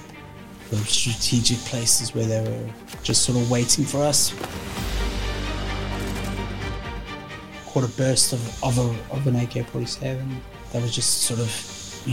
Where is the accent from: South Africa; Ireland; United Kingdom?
South Africa; Johannesburg, Gauteng; I grew up in South Africa. I was South African born. Johannesburg.